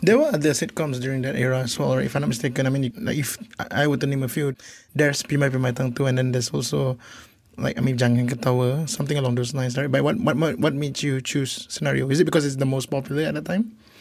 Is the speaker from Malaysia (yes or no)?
yes; Melaka, Malacca, Malaysia; I'm from Melaka, and I think scenario appealed to me because I grew up in a different kind of environment